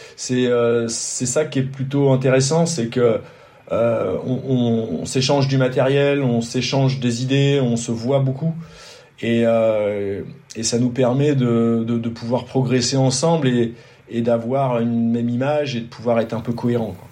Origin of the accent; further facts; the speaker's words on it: France; also born or lived in Côte d'Azur; quand on est français, quand on, quand on habite ici